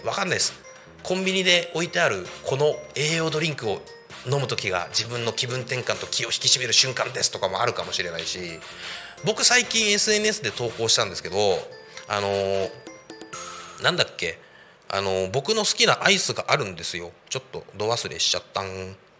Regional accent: Saitama, Japan; moved away; ずっと埼玉県で生まれ育ったんですが

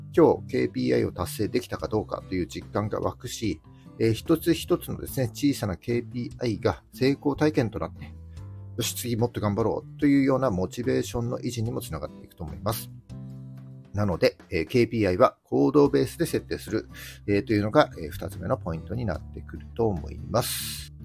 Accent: Miyagi, Japan; 地元宮城も結構盛り上がっておりまして

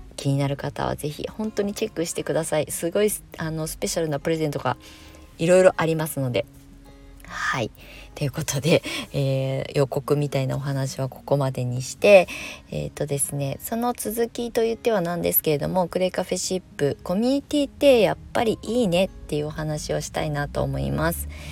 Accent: Kasama, Ibaraki, Japan; moved away as an adult; also born or lived in Tokyo / Shonan; 地元、あの、生まれ故郷の茨城県笠間市に帰ってきて

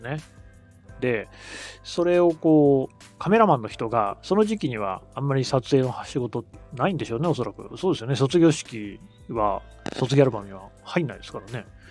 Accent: Aichi, Japan; now in Tokyo, Japan; 私、愛知の出身

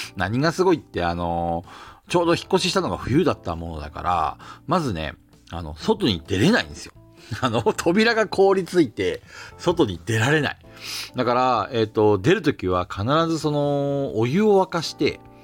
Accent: Hokkaido, Japan; これ方言なのかな、北海道の

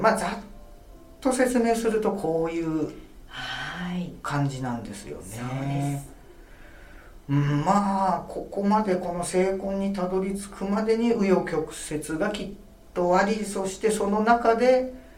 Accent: Yokohama, Kanagawa, Japan; 私があの横浜生まれの横浜育ちで

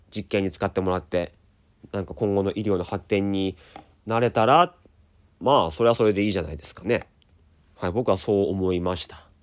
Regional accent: Daisen, Akita, Japan; 秋田ってあの大曲の花火っていうのがね日本一の花火大会があるんですがあそこ僕出身なんですよだからあのちっちゃい時というかまあ10代まではずっと毎年見てたんですよ

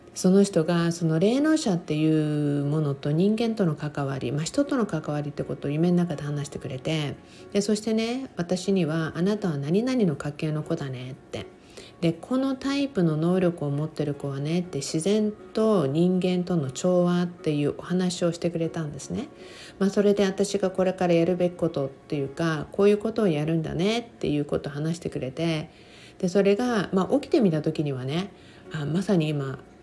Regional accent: Japan; 私のふるさとである日本

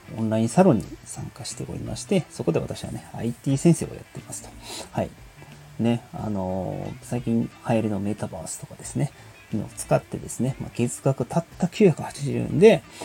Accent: Kansai, Japan

